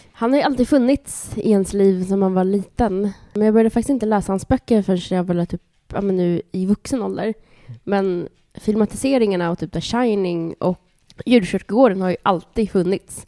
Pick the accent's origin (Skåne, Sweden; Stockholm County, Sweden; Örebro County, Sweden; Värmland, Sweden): Stockholm County, Sweden; Bro; jag är uppväxt i Bro